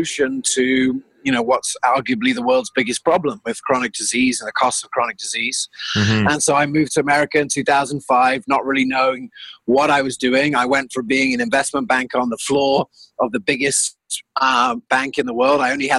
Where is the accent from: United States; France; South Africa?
South Africa; also born or lived in England; I grew up half in South Africa and half England.